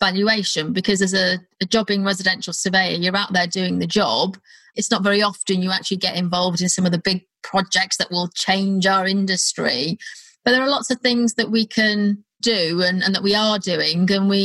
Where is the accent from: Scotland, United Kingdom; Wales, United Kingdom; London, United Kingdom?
Wales, United Kingdom; North; now in Leighton Buzzard, United Kingdom; I live in Leighton Buzzard, miles away. I'm from North Wales.